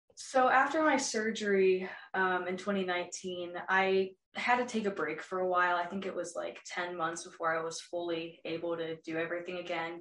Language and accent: English; New Albany, Ohio, United States; I am from New Albany, Ohio, and I'm an upcoming freshman at New Albany High School